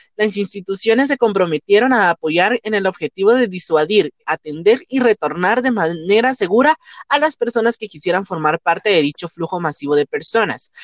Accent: Guatemala; como guatemaltecos nunca vamos a hablar mal de nosotros

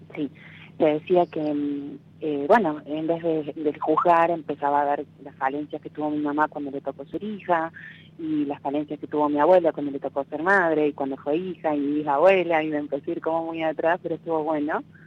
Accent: La Rioja, Argentina; De La Rioja.

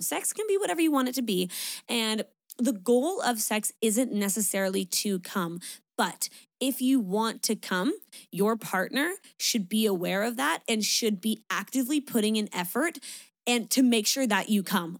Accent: Niagara Falls, Ontario, Canada; I'm from Niagara

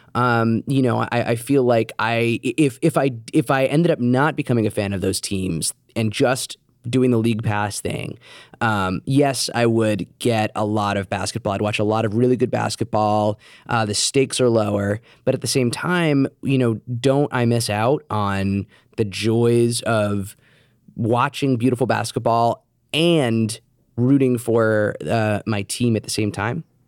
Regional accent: New York City, New York, United States; growing up in New York

